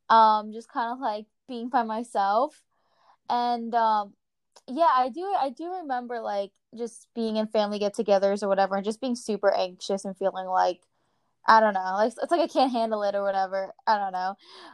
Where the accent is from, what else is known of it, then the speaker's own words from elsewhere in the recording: New Jersey, United States; I'm from Jersey, and you know, we have like a potty mouth and stuff, and I'm very like straightforward and aggressive and such.